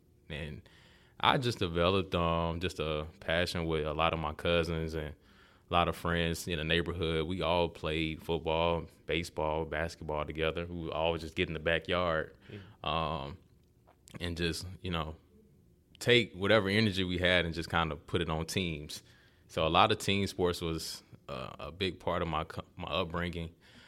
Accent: Montgomery, Alabama, United States; Well, I'm from Montgomery, Alabama.

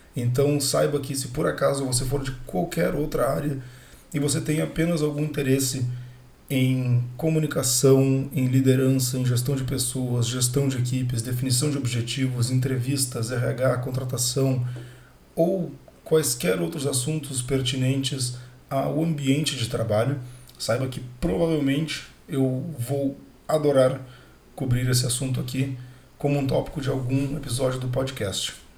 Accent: Porto Alegre, Rio Grande do Sul, Brazil; sou natural de Porto Alegre

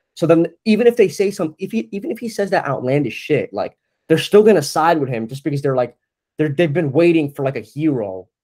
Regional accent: New Jersey, United States; moved away as an adult; now in Brooklyn, United States; I'm kid from New Jersey, North Jersey.

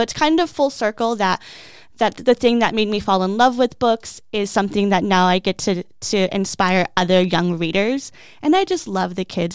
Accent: Peoria, Arizona, United States; I grew up here, so it's great that I get to give back to the community that I have lived in for m, almost my whole entire life

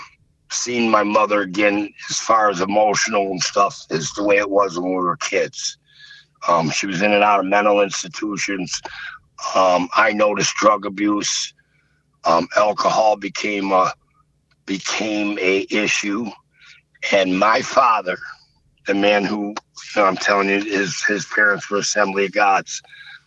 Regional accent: Buffalo, New York, United States; also born or lived in Fredonia, New York; In Buffalo, I'm from the Irish section of town, South Buffalo. Then we moved out to Fredonia

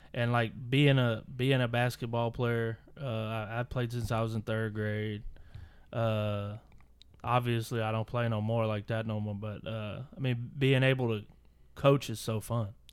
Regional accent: Mesquite, Texas, United States; I still think I'm from Mesquite

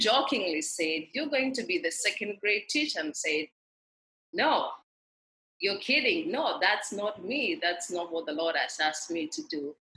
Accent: Kenya; moved away as an adult; I grew up in rural Kenya

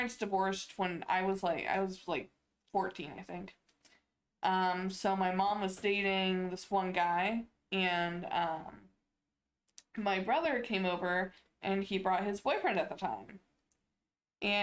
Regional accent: Ohio, United States; growing up in Ohio

